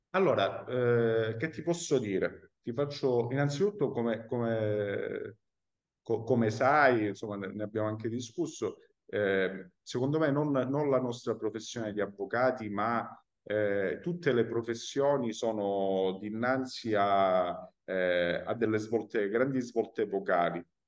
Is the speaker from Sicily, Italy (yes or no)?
no; Calabria, Italy; moved away as an adult; now in Palermo, Italy; io sono calabrese, lo ripeto, immigrato al sud a Palermo